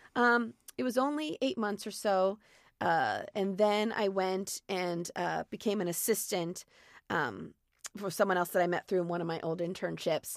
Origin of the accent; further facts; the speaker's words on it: Columbia, Maryland, United States; moved away as an adult; also born or lived in Syracuse, New York; now in Los Angeles, United States; grew up there in a town called Columbia, Maryland, which is halfway between Baltimore and D.C.